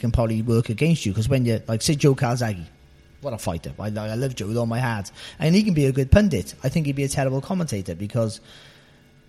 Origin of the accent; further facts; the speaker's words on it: Cardiff, Wales, United Kingdom; moved away as an adult; I'm from a Cardiff. I've lived up in sort of this area for 20 years now, but I'm a Cardiff boy, and I haven't lost my accent one bit.